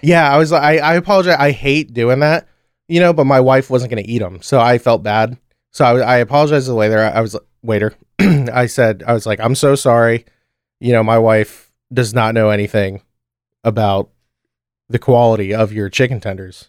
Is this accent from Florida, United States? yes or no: yes; Orlando, Florida, United States; we grew up in Orlando